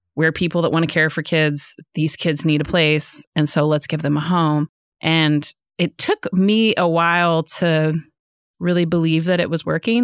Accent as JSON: {"language": "English", "town": "Fayetteville", "region": "Arkansas", "country": "United States", "tie": "born or raised there", "also_born_or_lived": "Austin, Texas", "said": "I was born and raised here in Fayetteville, Arkansas."}